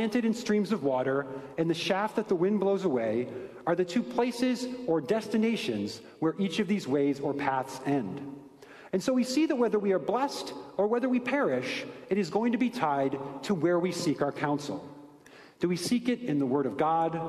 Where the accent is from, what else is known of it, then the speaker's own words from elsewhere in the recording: Ohio, United States; I'm from Ohio, but contrary to popular opinion, I did not grow up on a farm